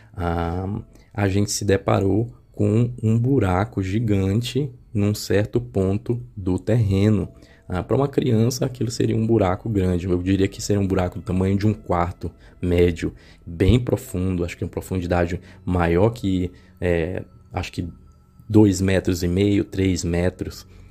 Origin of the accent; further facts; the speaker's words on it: Caxias, Maranhão, Brazil; also born or lived in Teresina, Piauí / Goiás; now in Goiânia, Brazil; eu nasci em Teresina, Piauí, e acabei morando boa parte da minha infância e adolescência em Caxias, Maranhão